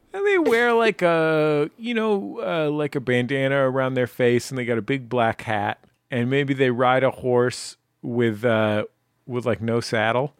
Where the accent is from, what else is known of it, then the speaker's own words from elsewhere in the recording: San Francisco, California, United States; moved away; I was born in San Francisco and lived there for quite some time.